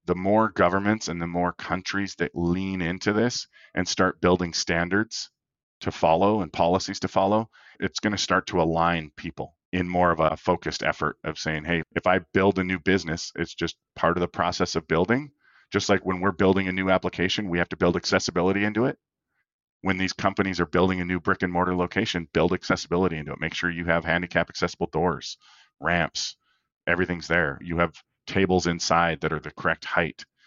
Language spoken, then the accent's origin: English; Minot, North Dakota, United States; I grew up in Minot, North Dakota